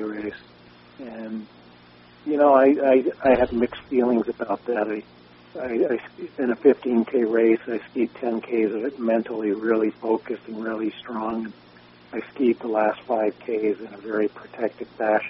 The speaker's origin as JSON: {"language": "English", "town": "Brattleboro", "region": "Vermont", "country": "United States", "tie": "born or raised there", "moved": "yes", "lives_now": "Sun Valley, United States", "said": "growing up in Brattleboro"}